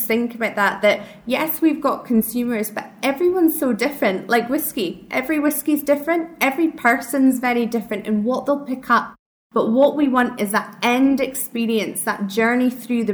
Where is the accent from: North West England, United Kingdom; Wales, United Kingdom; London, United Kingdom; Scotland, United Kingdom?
Scotland, United Kingdom; Speyside, Scottish Highlands; accent: Scottish; moved away; I'm from Speyside, worked at the distillery